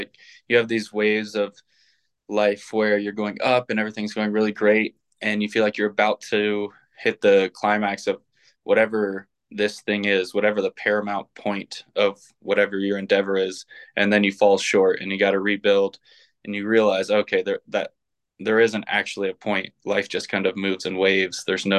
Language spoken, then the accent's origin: English; Ohio, United States; also born or lived in Indianapolis / Colorado / Texas; I was born in Indianapolis, moved to Colorado, then to Texas, and then to Ohio. Moved a bunch in Ohio, but ultimately ended up spending most of my youth in Ohio.